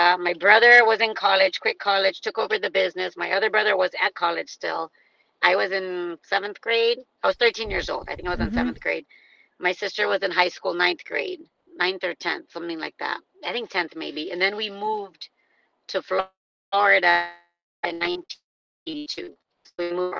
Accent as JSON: {"language": "English", "town": "Leicester", "region": "East Midlands", "country": "United Kingdom", "tie": "born there", "moved": "yes", "lives_now": "United States", "said": "I was born in Leicester."}